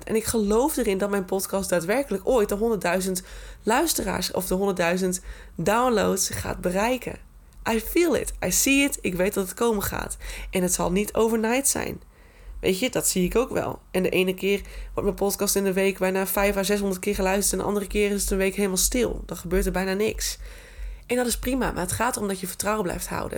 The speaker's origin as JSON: {"language": "Dutch", "region": "Groningen", "country": "Netherlands", "said": "Ik ben echt een Groninger in hart en nieren"}